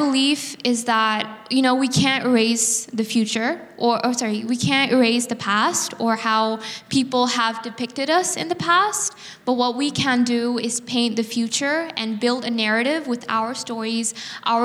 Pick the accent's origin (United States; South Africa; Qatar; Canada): Qatar; also born or lived in Bangladesh; I'm from Bangladesh, which means because of Orientalism, I'm from India. So, but I grew up here in Qatar